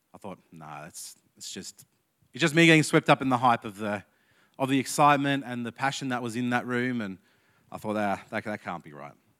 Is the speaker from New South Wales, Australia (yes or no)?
no; Canberra, Australian Capital Territory, Australia; I'm from Canberra, but my dad was born in Queensland, so I claim Queensland heritage.